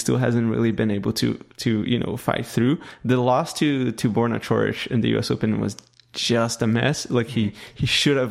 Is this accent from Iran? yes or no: no; Canada; I'm Canadian